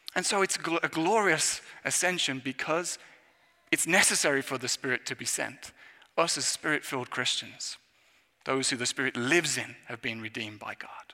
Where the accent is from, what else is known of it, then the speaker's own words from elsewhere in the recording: England, United Kingdom; moved away; as an Englishman